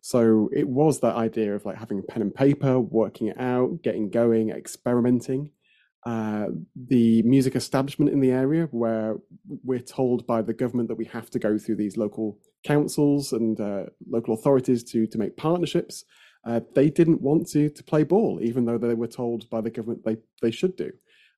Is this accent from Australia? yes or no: no; Yorkshire and the Humber, United Kingdom; I came back home and then realized there was lots missing from my experience growing up in Yorkshire in the north of England